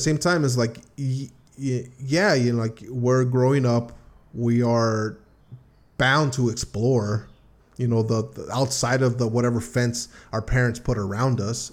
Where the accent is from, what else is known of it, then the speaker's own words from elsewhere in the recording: United States; about being American